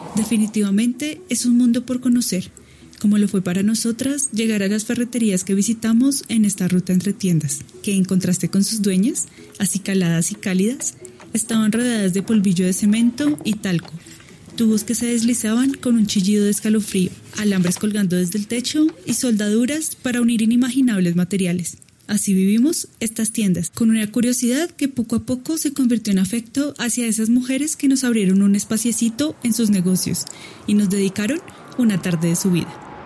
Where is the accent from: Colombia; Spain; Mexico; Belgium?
Colombia; como colombianos